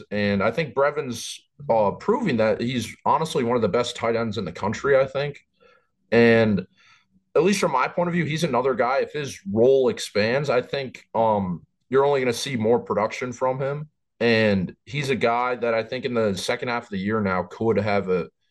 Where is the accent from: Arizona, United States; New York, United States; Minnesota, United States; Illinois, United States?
Minnesota, United States; Growing up in Minnesota, you get the Gophers games